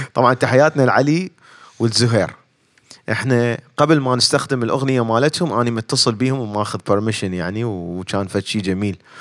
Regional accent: Baghdad, Baghdad Governorate, Iraq; moved away as an adult; now in United States; اني خريج علوم آه، علوم حاسبات آه، بغداد من بغداد فجيت لهنا

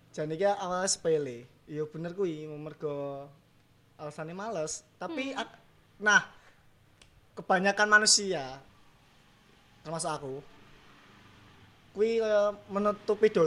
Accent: Java, Indonesia; aku Jawa ini.

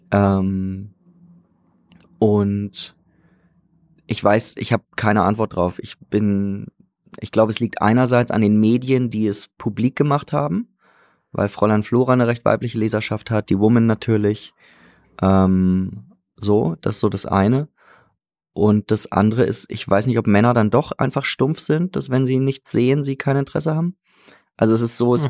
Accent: Hamburg, Germany; now in Salzburg, Austria; Ich bin Hamburger eigentlich

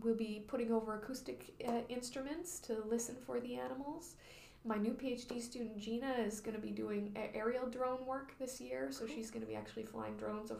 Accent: Vancouver Island, British Columbia, Canada; I grew up on Vancouver Island, and I never went on the ocean

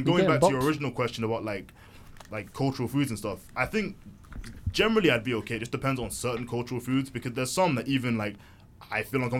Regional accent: Nigeria; I've just happened to have told you I'm also Nigerian.

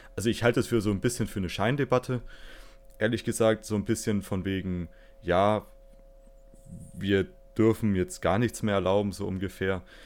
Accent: Fürth, Bavaria, Germany; ich komme aus Fürth

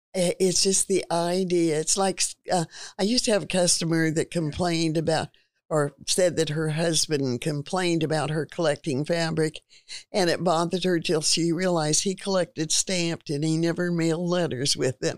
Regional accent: Stockton, California, United States; also born or lived in Sacramento, California; I was born in Stockton, California. Grew up there until I was in junior high school

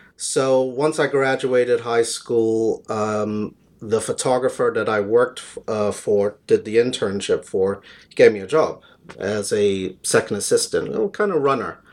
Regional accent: New York, United States; moved away as an adult; also born or lived in London; now in Jersey; I was born in London, but raised in New York

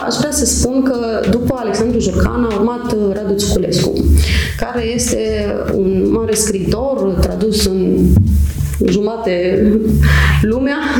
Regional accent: Huedin, Cluj County, Romania; moved away as an adult; now in Cluj-Napoca, Romania; m-am născut și am crescut în Huiedin, un mic orășel unde toată lumea cunoaște pe toată lumea

